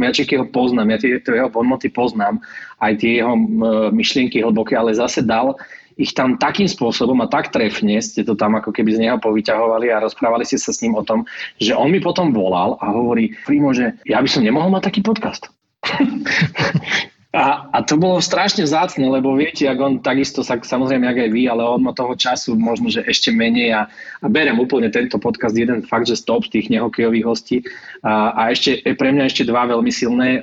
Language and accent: Slovak; Michalovce, Košice Region, Slovakia; now in Bratislava, Slovakia; v občianskom mám už Bratislavu, ale pochádzam z Michiganu, z Michaloviec